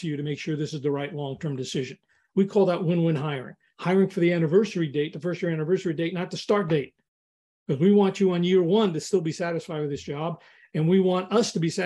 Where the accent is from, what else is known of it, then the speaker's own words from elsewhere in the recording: New York, United States; I grew up in New York